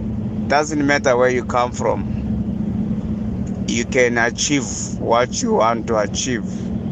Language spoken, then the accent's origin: English; Western Cape, South Africa; I'm from Western Cape in Mama's Berry side.